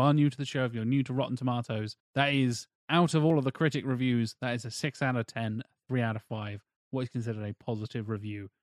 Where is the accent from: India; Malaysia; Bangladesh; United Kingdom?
United Kingdom; England; in England, like growing up in our, in our education system